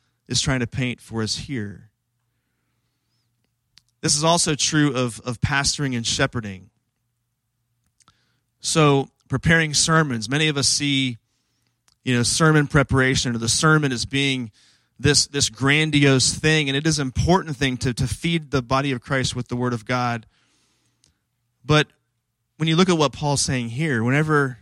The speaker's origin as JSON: {"language": "English", "area": "Washington, D.C. area", "region": "District of Columbia", "country": "United States", "tie": "born or raised there", "said": "I grew up in the Washington, D.C. area"}